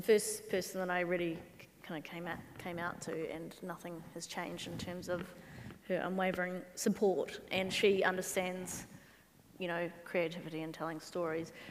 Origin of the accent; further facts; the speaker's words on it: New Zealand; as a Kiwi